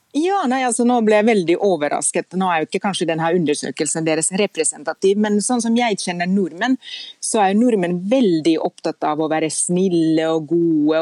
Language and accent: Norwegian; Lahti, Päijät-Häme, Finland; Norwegian is a second language; now in Norway; jeg er finsk og ikke norsk. Fordi jeg husker jeg er født og oppvokst i Lahti